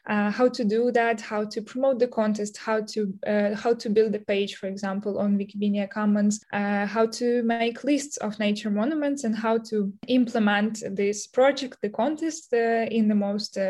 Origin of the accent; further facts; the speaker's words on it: Ukraine; I'm from Ukraine